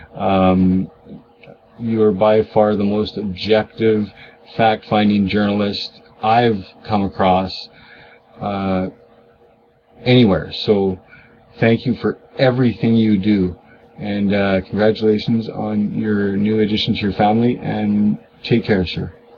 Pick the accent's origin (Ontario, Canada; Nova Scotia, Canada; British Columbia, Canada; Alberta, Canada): Alberta, Canada; as Canadians